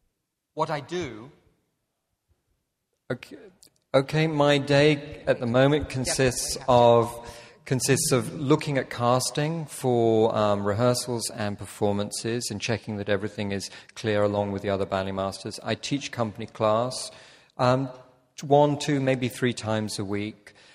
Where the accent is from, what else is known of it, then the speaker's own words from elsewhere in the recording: United Kingdom; as a Brit, that hurts.